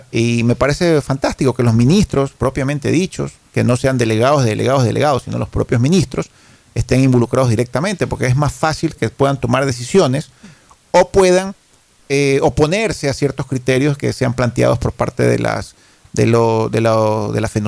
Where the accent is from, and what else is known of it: Ecuador